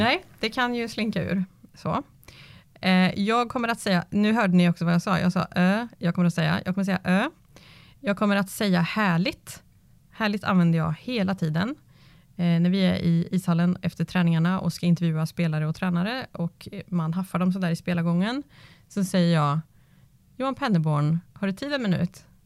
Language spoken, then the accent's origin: Swedish; Karlskoga, Örebro County, Sweden; Jag är uppväxt i Nobelhallen i Karlskoga